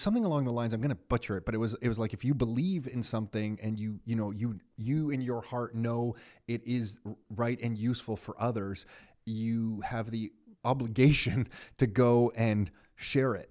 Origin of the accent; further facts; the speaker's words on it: Canada; as a Canadian kid